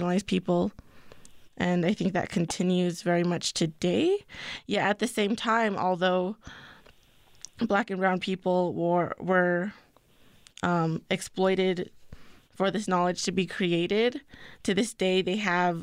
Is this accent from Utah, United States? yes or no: no; Pueblo of San Ildefonso, New Mexico, United States; I'm from the Pueblo of San Ildefonso.